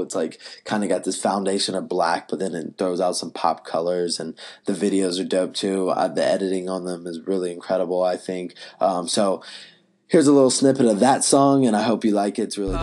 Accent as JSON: {"language": "English", "town": "Asheboro", "region": "North Carolina", "country": "United States", "tie": "born or raised there", "also_born_or_lived": "Wilmington, North Carolina", "moved": "yes", "said": "I actually grew up in Ashboro, North Carolina"}